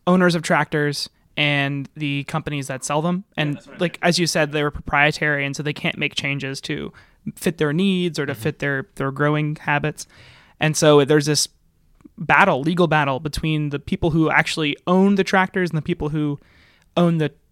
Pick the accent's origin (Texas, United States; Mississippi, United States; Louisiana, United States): Mississippi, United States; I come from Mississippi. I know all about agribusiness